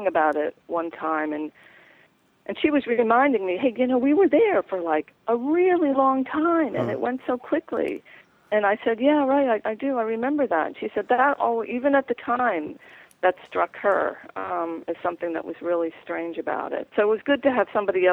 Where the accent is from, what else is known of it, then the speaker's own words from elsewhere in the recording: New York, United States; moved away; also born or lived in Washington, D.C.; I grew up just outside of New York City